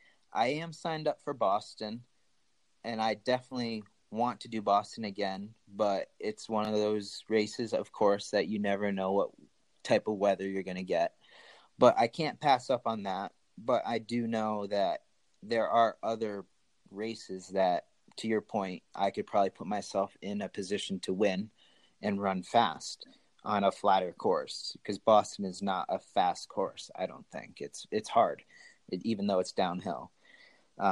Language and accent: English; Asunción, Paraguay; born there; my birth certificate is in Spanish and I was born in Asuncion, Paraguay.